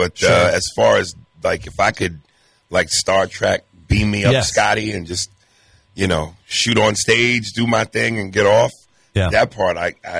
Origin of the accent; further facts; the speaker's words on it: New York, United States; I wear the hat because I'm from New York.